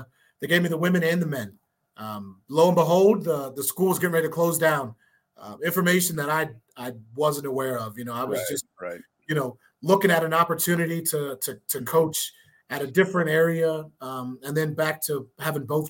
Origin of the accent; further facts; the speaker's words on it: Maryland, United States; moved away as an adult; also born or lived in West Virginia; now in New Mexico, United States; originally I'm from Maryland.